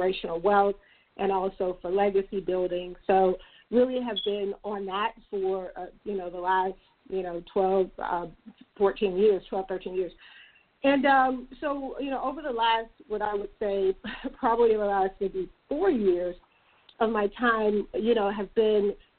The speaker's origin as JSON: {"language": "English", "region": "Mississippi", "country": "United States", "moved": "yes", "lives_now": "Atlanta, United States", "said": "I'm from Mississippi."}